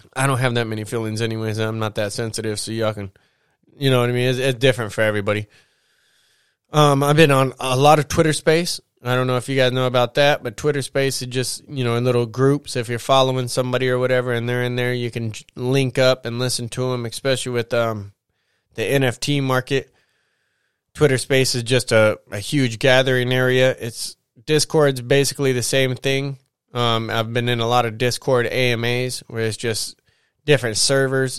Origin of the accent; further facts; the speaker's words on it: United States; as an American.